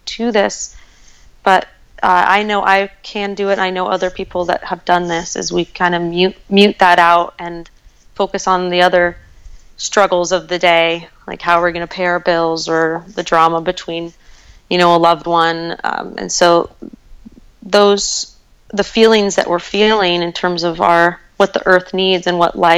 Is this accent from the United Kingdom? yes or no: no; Golden, Colorado, United States; I'm from Golden, Colorado, just a little south of Boulder, and I lived along the South Table Mountain